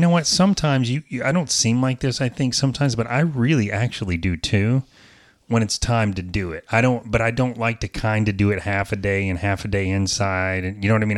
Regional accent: the South, United States; I'm from the South, so I say garage

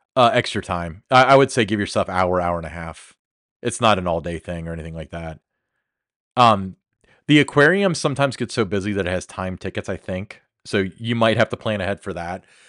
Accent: Kentucky, United States; I'm from Kentucky

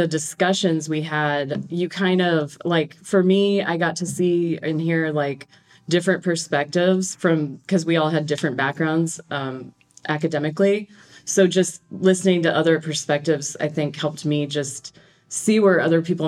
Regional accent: Great Plains, United States; I'm from the Great Plains

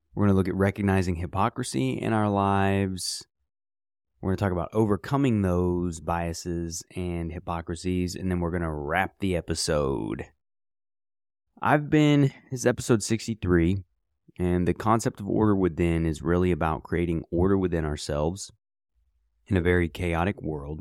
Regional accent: United States; as an American

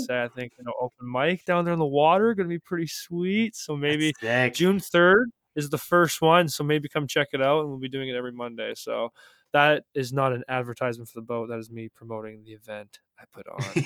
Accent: Calgary, Alberta, Canada; now in North Bay, Canada; I grew up in Calgary

